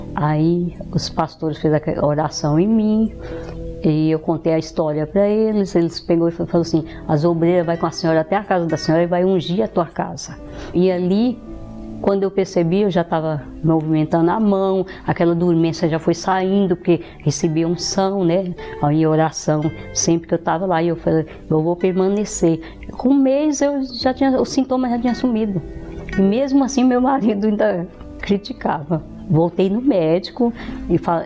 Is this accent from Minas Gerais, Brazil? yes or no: yes; Minas Gerais, Brazil; moved away as an adult; Eu nasci em Minas Gerais, numa família tradicional, muito conhecida na cidade. É, me casei lá, vim embora para cá